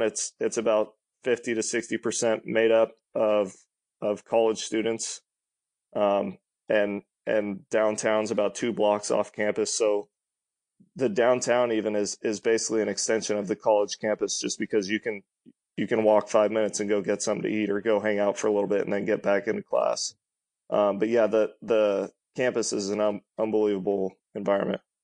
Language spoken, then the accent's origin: English; Sacramento, California, United States; We're from Sacramento